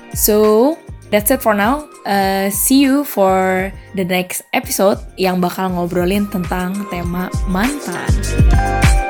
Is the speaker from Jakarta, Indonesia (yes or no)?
yes; Jakarta, Indonesia; moved away as an adult; also born or lived in Australia / Madrid, Spain; now in Seville, Spain; gue dari Jakarta, terus gue tinggal ke Australia untuk belajar dan juga kerja